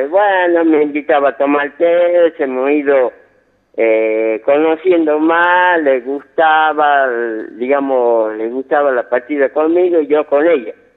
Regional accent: Yerba Buena, Tucumán, Argentina; de 59 años, soy de Yerba Buena

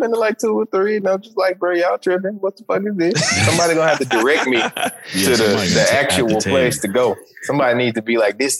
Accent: Memphis, Tennessee, United States; I'm coming from Memphis, Tennessee

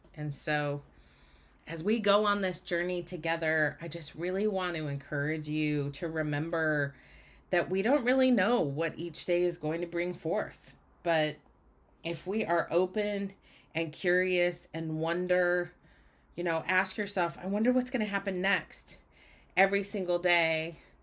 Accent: Utah, United States; moved away as an adult; now in Oregon, United States; I grew up in Utah. I now live in Oregon, but I grew up in Utah.

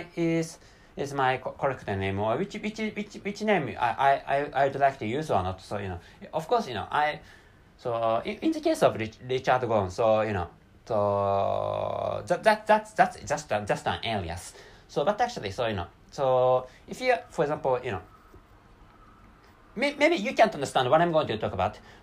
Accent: Japan; first language Japanese; English is a second language; I'm not so good at speaking English compared with my mother tongue, which is Japanese.

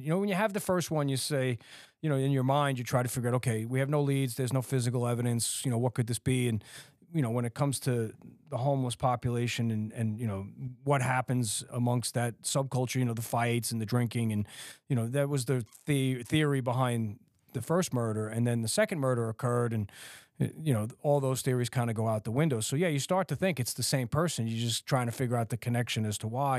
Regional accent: New York City, New York, United States; growing up in Staten Island, you know, it's, it's New York

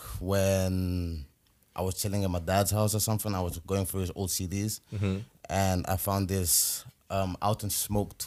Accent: London, United Kingdom; now in Netherlands; I was born in Holland, but I left when I was like around five, and I was raised in London

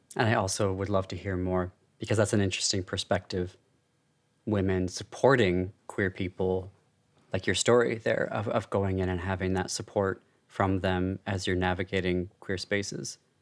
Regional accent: United States; I'm Armenian American and a dual citizen of France and the US

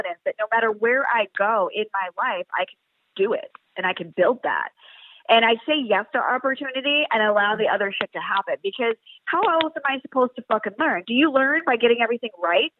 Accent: Pennsylvania, United States; moved away as an adult; I was born and raised in Pennsylvania

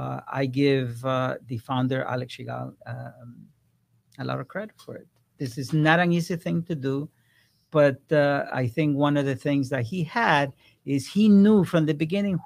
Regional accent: Ecuador; moved away; I came from Ecuador 40 years ago, and I knew from that time exactly where I was going to end up in the next 5 years

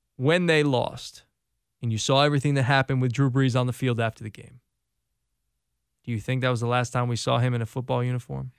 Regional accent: Connecticut, United States; I grew up in Connecticut.

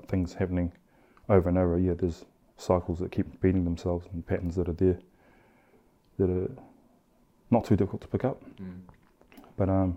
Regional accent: Christchurch, Canterbury, New Zealand; also born or lived in Australia; I grew up in obviously in Christchurch, Shirley, and parts of that was back in Oz. So, you know, right through primary school, intermediate, and high school, I was back and forth.

